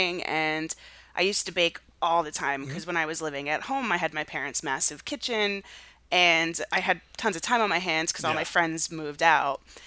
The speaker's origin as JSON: {"language": "English", "country": "United States", "said": "I'm so American Italian that that is so long gone from my family"}